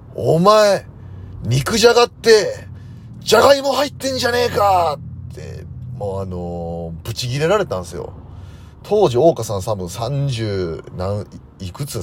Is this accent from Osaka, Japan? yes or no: yes; Osaka, Japan; moved away; 僕大阪出身なんで